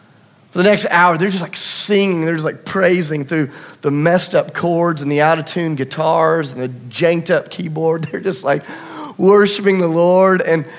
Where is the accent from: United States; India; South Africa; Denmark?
United States; Tennessee; But because I'm from Tennessee and a liar